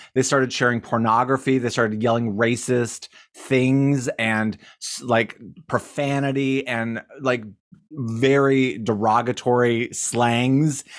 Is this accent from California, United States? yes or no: no; Cody, Wyoming, United States; in Wyoming, especially my hometown